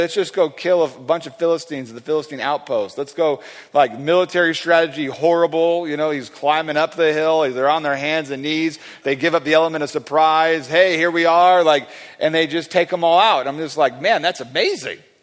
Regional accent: California, United States; I'm from California

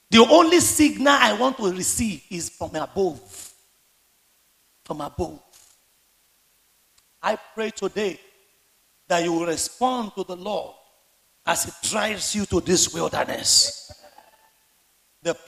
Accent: Lagos, Nigeria; the Ilaje Bariga where I grew up

